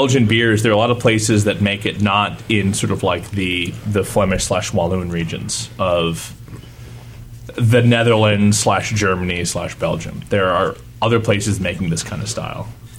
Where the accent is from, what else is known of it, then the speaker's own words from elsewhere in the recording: Kingston, Ontario, Canada; Well, I grew up watching CKWS in Kingston, Ontario, and so like they had both Montreal games and the Maple Leafs